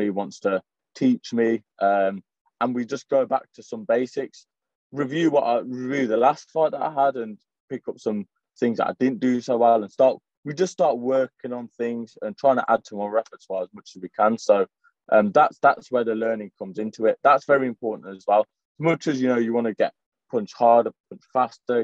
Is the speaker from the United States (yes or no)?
no; Coventry, West Midlands, United Kingdom; I'm from Coventry.